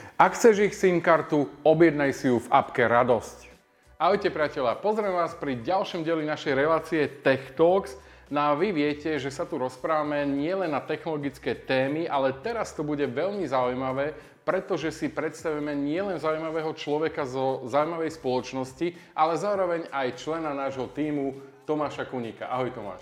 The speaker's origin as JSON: {"language": "Slovak", "country": "Slovakia", "said": "sme Slováci"}